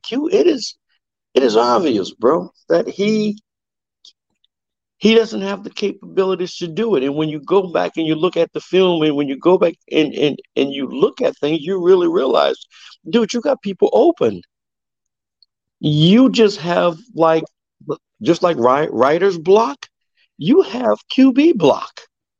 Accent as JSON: {"language": "English", "region": "Missouri", "country": "United States", "said": "I'm one of those. I'm from Missouri. Show me."}